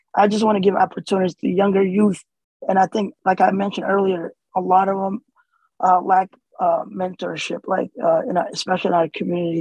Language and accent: English; Erie, Pennsylvania, United States; English is a second language; also born or lived in Somalia / Kenya; even though I was born in Somalia, I left there when I was three and we moved to Kenya five years. So Erie is home to me